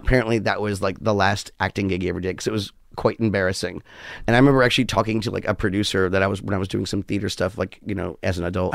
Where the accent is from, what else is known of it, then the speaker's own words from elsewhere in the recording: New York, United States; also born or lived in West Hollywood; I'm a New Yorker through and through.